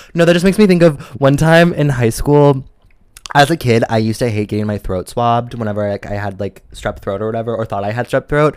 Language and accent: English; Midwest, United States; I'm from the Midwest